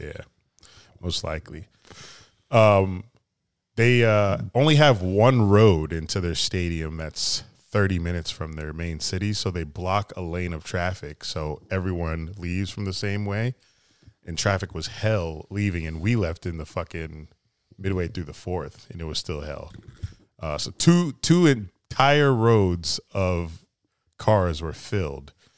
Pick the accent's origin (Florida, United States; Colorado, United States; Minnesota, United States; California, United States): Florida, United States; we're from Florida